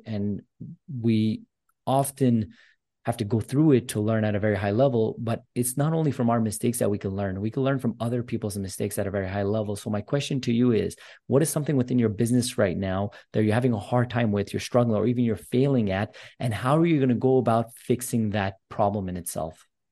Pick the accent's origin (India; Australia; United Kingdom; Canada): Canada; Montreal, Quebec; I'm actually Armenian descent, and I'm from Canada as well, from Montreal